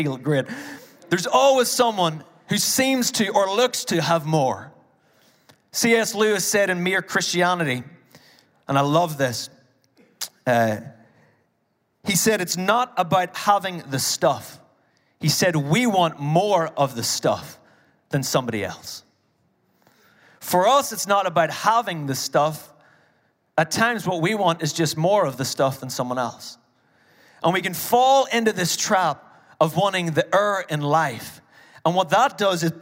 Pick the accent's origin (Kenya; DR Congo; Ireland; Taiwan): Ireland; as an Irish person